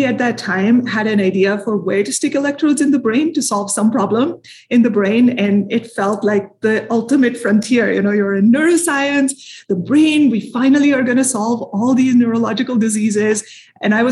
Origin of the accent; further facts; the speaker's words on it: India; moved away as an adult; also born or lived in Minneapolis, Minnesota; now in United States; I'm from India originally, grew up there.